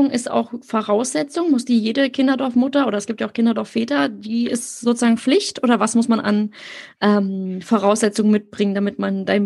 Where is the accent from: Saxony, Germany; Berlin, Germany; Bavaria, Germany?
Berlin, Germany; ich bin in Berlin selber groß geworden. Jetzt wächst mein Kind ja auch in der Innenstadt auf.